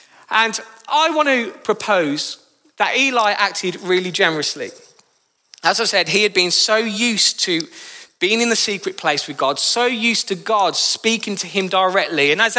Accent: Birmingham, West Midlands, United Kingdom; accent: Brummy; now in Northampton, United Kingdom; I moved to Northampton in 2013, I did so with a heavily Brummy accent. You might not realise, but my beautiful accent is from Birmingham.

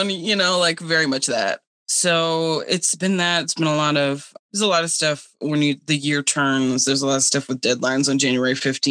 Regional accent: Cape Cod, Massachusetts, United States; now in Detroit, United States; I grew up on Cape Cod

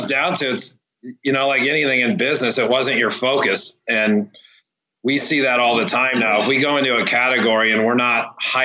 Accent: Huntington Beach, California, United States; growing up in Huntington Beach

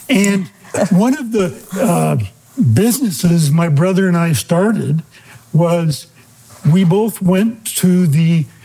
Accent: Hood River, Oregon, United States; Right in Hood River. In the town. My yeah. parents owned a small motel.

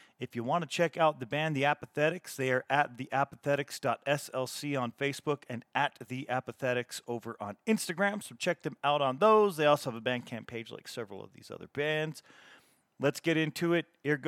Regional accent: Salt Lake City, Utah, United States; my hometown here in Salt Lake City

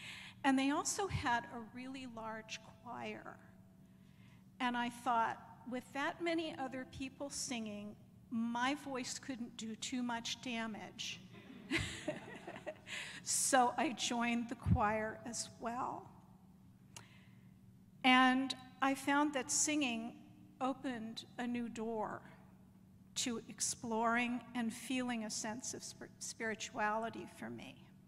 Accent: a suburb of Pittsburgh, Pennsylvania, United States; was raised and confirmed in the United Presbyterian Church that was within walking distance of the house where I grew up, in a suburb of Pittsburgh.

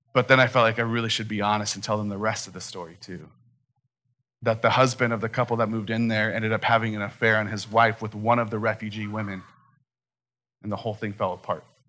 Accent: Phoenix, Arizona, United States; growing up in Phoenix my entire life

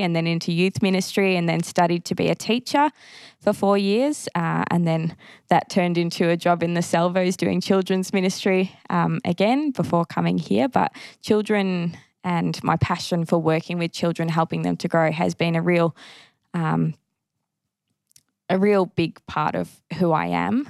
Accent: Keilor, Victoria, Australia; I am a Salvo girl by heart, probably not in the more traditional sense. I grew up in a place called Keilor, which is now Brimbank, which was a less traditional kind of church. So I grew up in the Army

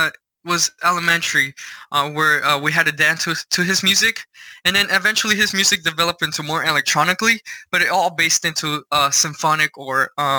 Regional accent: Mexico; now in United States; I grew up in Mexico

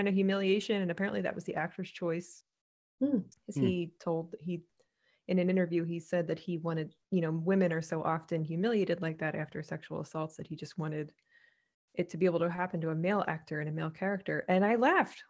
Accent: United States; as an American

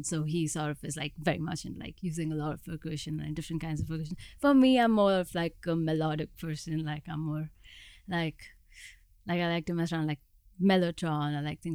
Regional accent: outside Mumbai, Maharashtra, India; moved away as an adult; also born or lived in Boston, United States; now in Los Angeles, United States; I grew up like right outside of Mumbai.

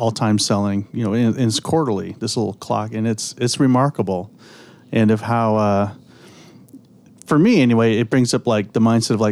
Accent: Southern California, United States; moved away; I grew up in Southern California, so I had cool places to go

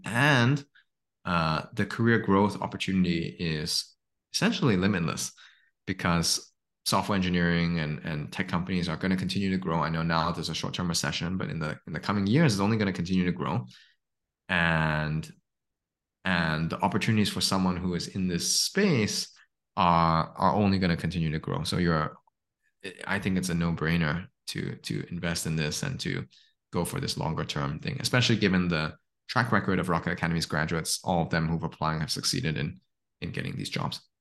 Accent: Hong Kong; also born or lived in Stanford; now in Singapore; I grew up in Hong Kong

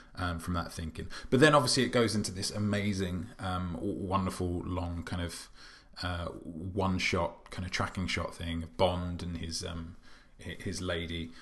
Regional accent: United Kingdom; as a British person

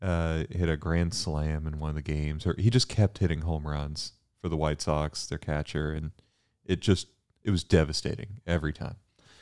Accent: Bermuda; also born or lived in Houston, United States; I was born in Houston, and even though I grew up in Bermuda, I always knew I was from Houston.

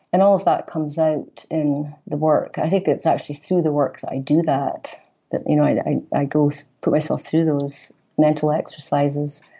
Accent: Aberdeen, Scotland, United Kingdom; moved away as an adult; also born or lived in Glasgow; now in Chicago, United States; I was born in Aberdeen, Northeast Scotland

